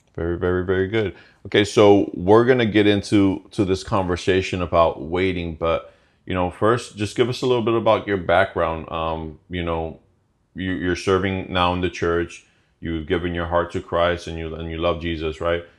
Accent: Chicago, Illinois, United States; moved away as an adult; now in Florida, United States; we were both born and raised in Chicago

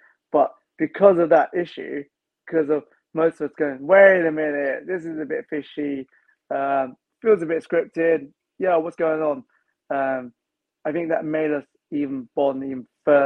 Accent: London, United Kingdom; most London kids, like myself, we don't go outside London much.

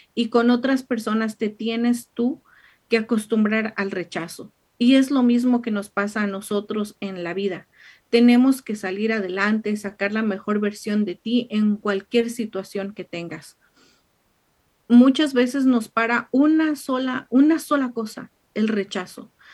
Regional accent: Mexico; moved away; mexicana, allá en su casa, en, en mi pueblo

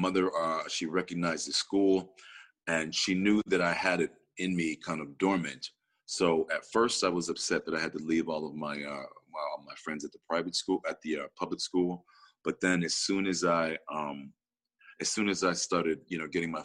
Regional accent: Rochester, New York, United States; I grew up in Rochester, New York.

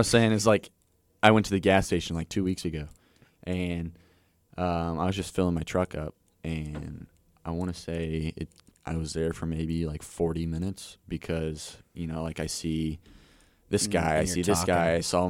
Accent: Gower, Missouri, United States; So I'm from Gower, Missouri.

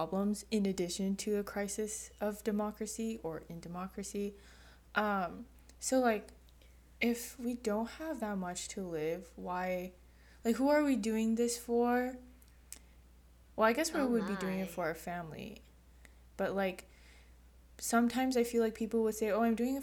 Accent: United States

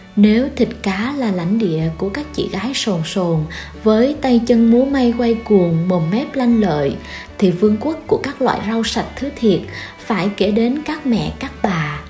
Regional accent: Vietnam; miền trung du quê mình đã có đến ba kiểu chợ

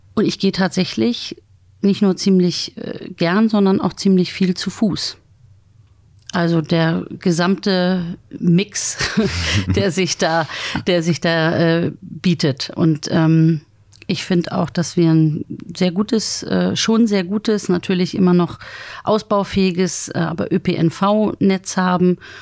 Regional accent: Bargteheide, Schleswig-Holstein, Germany; moved away as an adult; also born or lived in Bad Oldesloe / Freiburg / Berlin / England; now in Hamburg, Germany; Ich bin geboren in Bad Oldesloe und äh, groß geworden. Also meine Kindheit und Jugend habe ich verbracht in Bargte

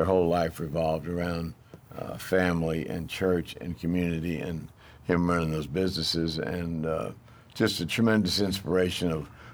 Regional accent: Dallas, Texas, United States; now in Houston, United States; I grew up in Dallas watching a guy named Art Grendel sell cars

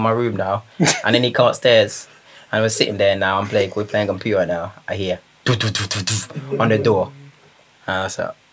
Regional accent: Jamaica; I grew up in Jamaica.

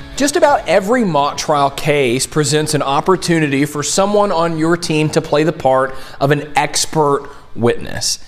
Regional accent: Tennessee, United States; I'm from Tennessee

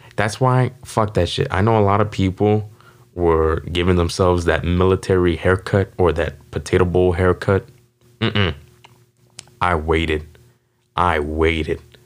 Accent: Las Vegas, Nevada, United States; was born and raised here in Las Vegas

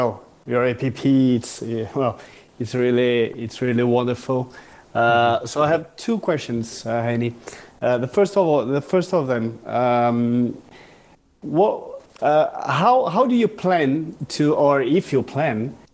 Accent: Brazil; I'm from Brazil

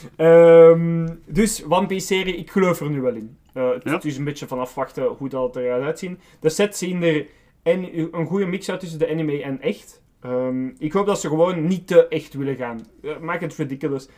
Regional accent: Belgium; wij als Belgen

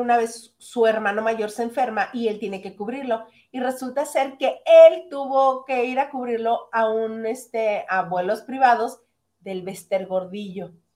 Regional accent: northern Mexico, Mexico; soy regionalista, soy norteña

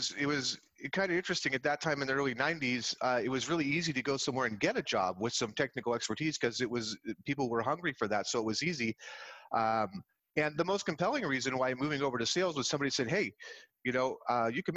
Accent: San Jose, California, United States; I grew up in the Bay Area. I was born in San Jose Hospital

